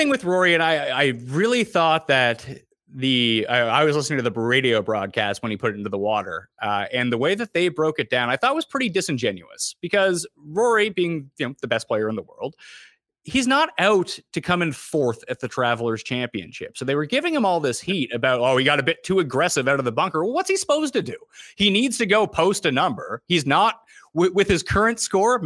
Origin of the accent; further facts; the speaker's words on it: Canada; I'm Canadian